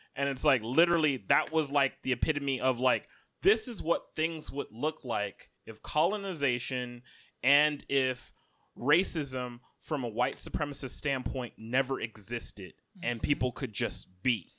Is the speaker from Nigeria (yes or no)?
yes; Akwa Ibom, Nigeria; I am an Oron man from Akwai Bum State. and I am Nigerian